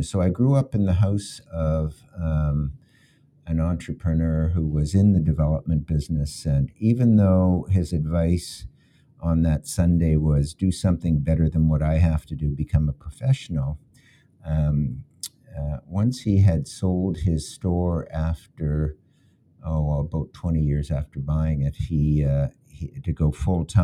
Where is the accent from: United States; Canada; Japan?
Canada; Halifax, Nova Scotia; also born or lived in Munich, Germany; my parents arrived with me. I was 11 months old